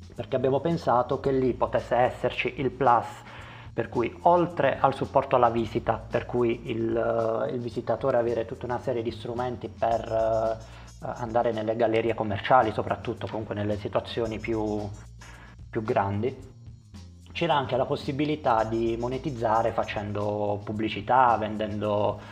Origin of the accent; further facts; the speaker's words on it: Conversano, Apulia, Italy; sono di Conversano, un uh, paese a pochi chilometri da Bari